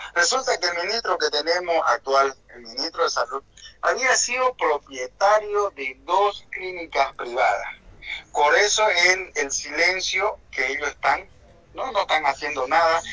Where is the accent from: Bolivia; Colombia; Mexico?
Bolivia; como boliviano que se me solidarizo